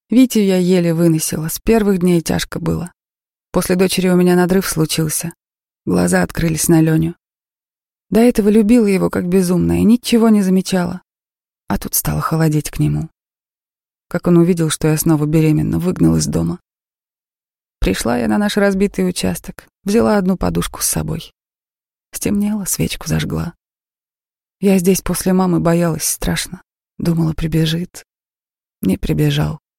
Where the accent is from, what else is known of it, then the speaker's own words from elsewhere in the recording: Chechnya, Russia; Чеченцы спрашивают, вы приезжая? Я говорю, ваша, коренная.